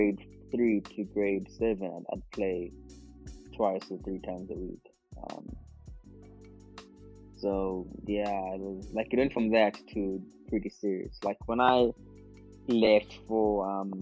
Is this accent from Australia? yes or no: no; Mbabane, Hhohho, Eswatini; also born or lived in Pretoria; Babani. Grew up in Babani, yeah. Spent most of my life